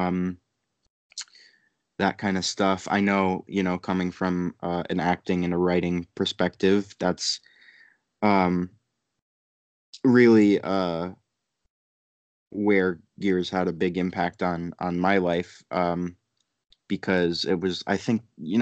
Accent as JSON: {"language": "English", "region": "Connecticut", "country": "United States", "tie": "born or raised there", "also_born_or_lived": "New York", "moved": "as an adult", "said": "Was raised in Connecticut."}